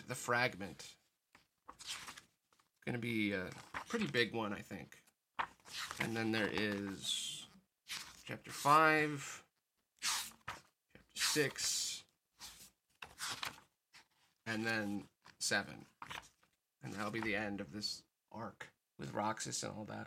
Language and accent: English; United States; as an American